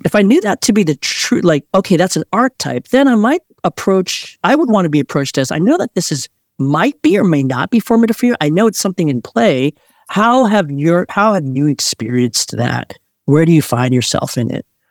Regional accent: Montgomery County, Maryland, United States; also born or lived in Korea; I grew up in Maryland

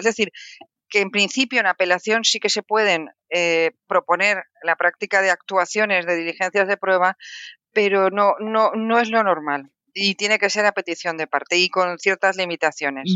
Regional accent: Valencian Community, Spain; en mi tierra, porque yo soy valenciana

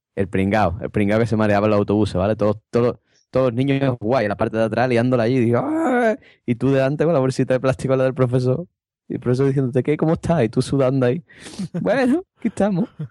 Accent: Cádiz, Andalusia, Spain; me eché novia fuera de Cádiz

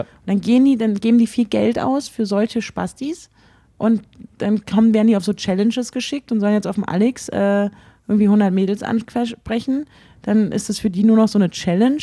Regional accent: Berlin, Germany; ich komme nicht aus Hamburg, sondern aus Berlin

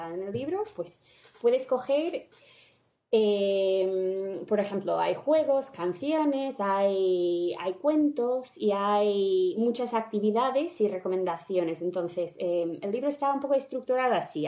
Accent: United States; Spanish is a second language; moved away as an adult; now in Spain; yo soy de Estados Unidos, vine a España hace 15 años mm, para estudiar

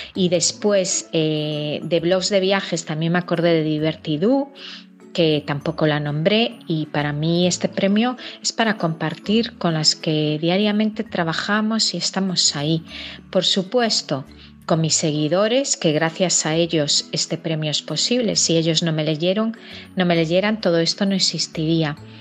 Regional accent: Galicia, Spain; mi comunidad Galicia

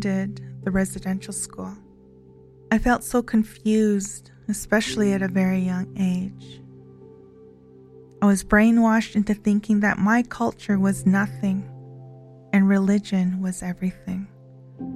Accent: Kainai First Nation, Alberta, Canada; I am from Ghana, First Nation, Alberta

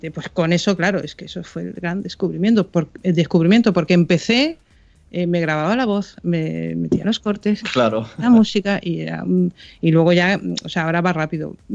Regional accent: Canary Islands, Spain; Yo soy canaria, ¿eh?

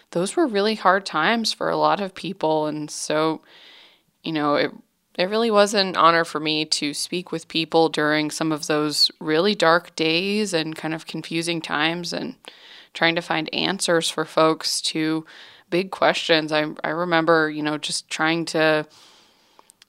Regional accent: Franklin, North Carolina, United States; Franklin, which is my hometown

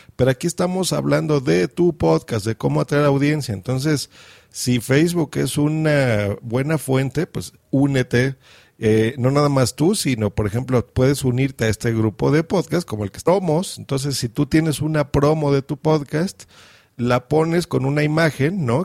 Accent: Mexico; accent: Mexican; yo estoy en México, se nota por mi acento.

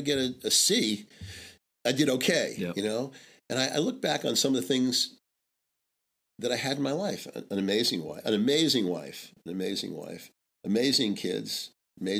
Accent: Long Island, New York, United States; I was raised in New York, in Long Island, you know, in a Jewish family

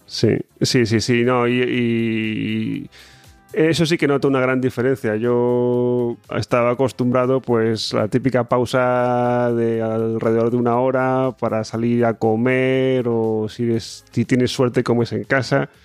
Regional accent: Spain; moved away as an adult; now in Switzerland; siendo español

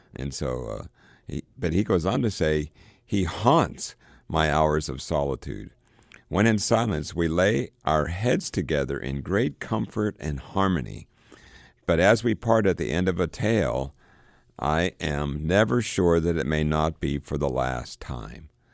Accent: Johnstown, Pennsylvania, United States; moved away; my hometown of Johnstown

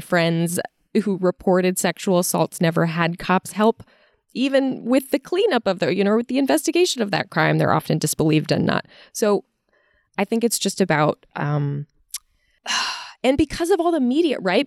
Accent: Virginia, United States; I'm from Virginia

